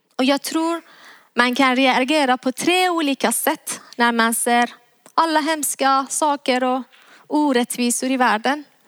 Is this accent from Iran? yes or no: yes; Iran; moved away as an adult; now in Sweden; Jag är född och uppväxt i Iran